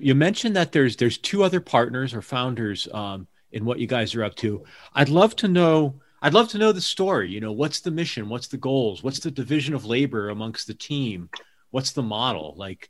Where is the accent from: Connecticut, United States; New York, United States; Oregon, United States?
Connecticut, United States; Hamden; moved away as an adult; I saw that you did some time in New Haven. That's where I'm from originally. I'm from Hamden, actually.